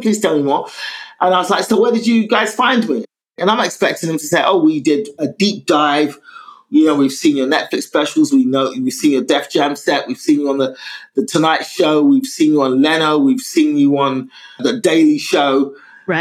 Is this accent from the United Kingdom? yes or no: yes; London, United Kingdom; I was brought up in London